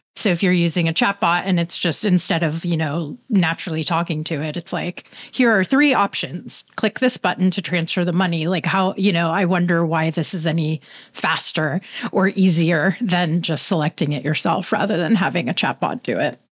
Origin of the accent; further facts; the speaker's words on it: Bay Area, California, United States; I'm from the Bay Area